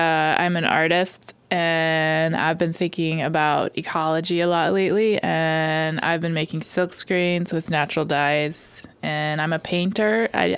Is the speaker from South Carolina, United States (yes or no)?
no; Baltimore, Maryland, United States; Baltimore, Maryland.